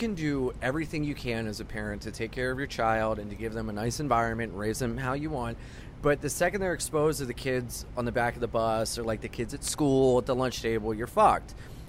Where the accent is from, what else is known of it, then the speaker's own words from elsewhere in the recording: Wilmington, Delaware, United States; moved away as an adult; now in New York, United States; I was from Wilmington, Delaware